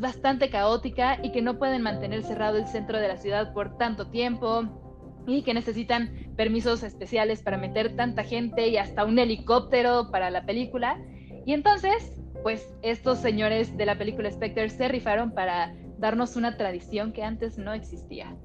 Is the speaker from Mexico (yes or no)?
yes; Mexico City, Mexico; quienes somos de la Ciudad de México